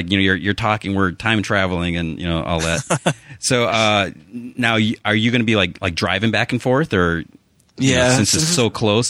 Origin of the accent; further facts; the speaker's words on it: outside of Chicago, Illinois, United States; I grew up outside of Chicago